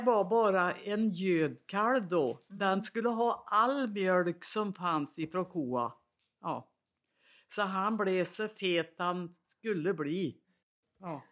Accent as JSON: {"language": "Swedish", "town": "Svanskog", "region": "Värmland", "country": "Sweden", "tie": "born or raised there", "accent": "Värmland", "said": "jag är värmlänning, det hörs väl lång väg."}